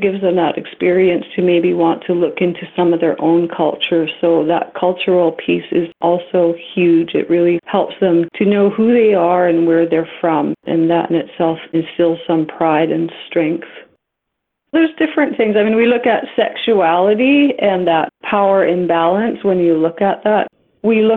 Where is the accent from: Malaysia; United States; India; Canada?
Canada; Alert Bay, British Columbia; also born or lived in Kingcome Inlet, BC; I grew up in Alert Bay, a small 3-mile island on the coast that had a residential school